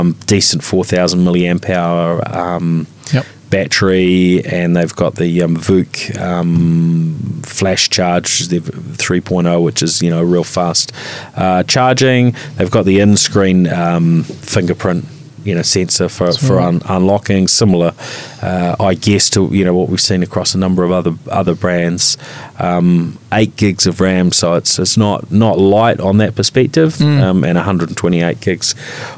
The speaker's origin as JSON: {"language": "English", "country": "New Zealand", "said": "we're Kiwi"}